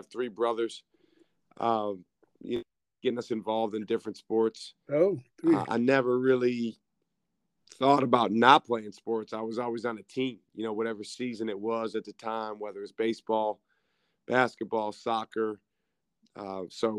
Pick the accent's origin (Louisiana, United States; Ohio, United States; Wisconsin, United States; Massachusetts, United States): Wisconsin, United States; Madison; I'm from Madison, Wisconsin, which is about an hour away from Milwaukee, where Marquette is located. So I'm, you know, back real close to home